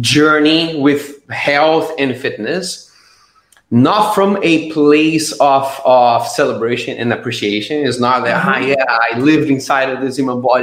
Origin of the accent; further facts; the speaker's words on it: Brazil; now in Estonia; I am originally from Brazil. Right now, I live in Estonia.